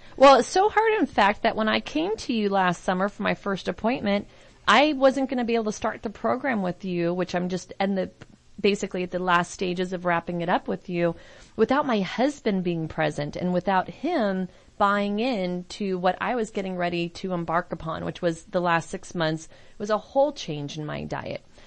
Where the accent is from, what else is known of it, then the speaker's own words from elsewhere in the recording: San Francisco, California, United States; I'm from San Francisco